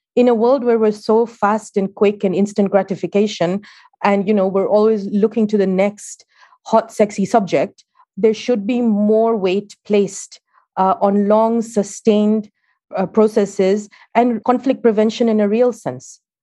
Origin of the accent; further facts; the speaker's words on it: Kenya; moved away; I'm Kenyan